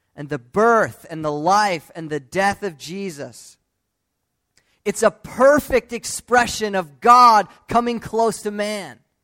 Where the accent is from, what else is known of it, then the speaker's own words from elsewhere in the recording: United States; Growing up in the United States